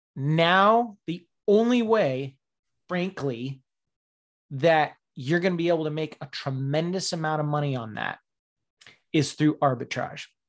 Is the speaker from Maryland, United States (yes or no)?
no; Faircrest, Washington, United States; now in Upper Peninsula, United States; I'm from Faircrest, Washington.